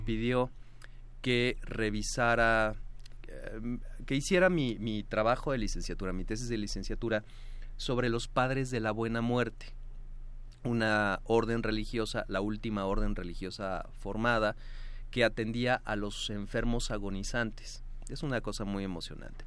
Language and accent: Spanish; Mexico; lo que hoy somos, mexicanos